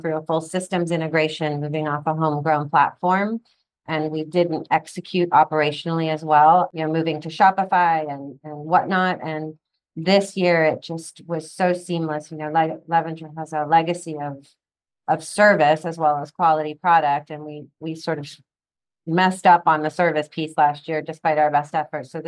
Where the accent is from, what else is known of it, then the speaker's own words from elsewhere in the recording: London, United Kingdom; moved away as an adult; also born or lived in Mexico / Venezuela / Spain / Boston; now in Florida, United States; I was actually raised in London, England, or I was born in Mexico, lived in Venezuela, Spain, and then I was about four when we settled in London